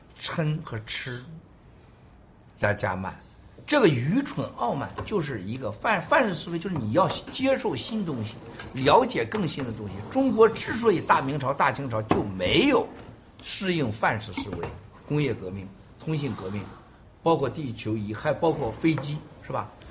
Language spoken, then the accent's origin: Chinese; United States; 我们在美国长大的这些孩子当中，你说他怎么知道中国德行呢？但我们知道中国德行。